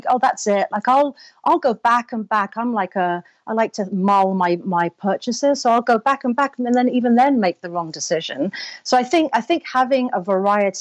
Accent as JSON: {"language": "English", "region": "London", "country": "United Kingdom", "moved": "as an adult", "lives_now": "Los Angeles, United States", "said": "I'm originally from London, but I now live in Los Angeles."}